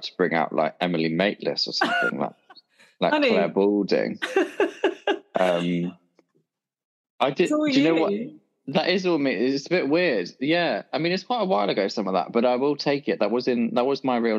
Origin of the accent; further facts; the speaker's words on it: Dorset, South West England, United Kingdom; moved away as an adult; now in London, United Kingdom; I grew up in Dorset, and I left Dorset when I was about 18. So yeah, spent the whole of my life there